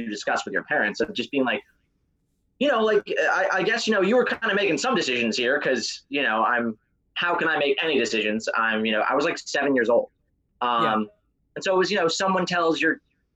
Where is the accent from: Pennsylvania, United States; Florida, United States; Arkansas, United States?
Florida, United States; I grew up in Florida, and that was the only acting in Florida, really, was commercials.